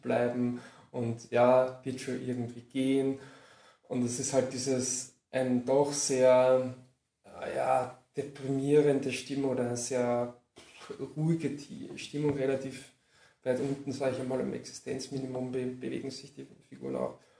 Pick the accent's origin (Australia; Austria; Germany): Austria; Lower Austria; ich komme aus Niederösterreich